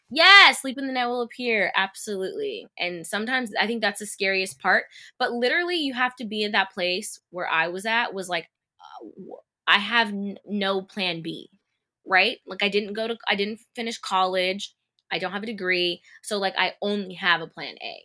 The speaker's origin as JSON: {"language": "English", "town": "Bakersfield", "region": "California", "country": "United States", "tie": "born or raised there", "moved": "yes", "said": "growing up in Bakersfield watching Disney Channel on T V"}